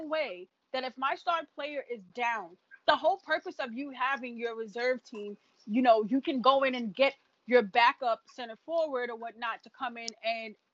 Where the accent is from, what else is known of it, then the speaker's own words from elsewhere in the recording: New York, United States; I'm a New Yorker. I'm a loyal New Yorker